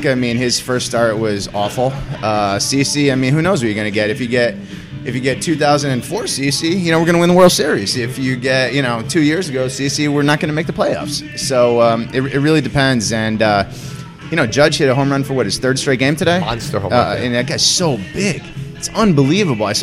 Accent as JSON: {"language": "English", "country": "United States", "tie": "born or raised there", "said": "as a young Italian kid growing up in the New York area"}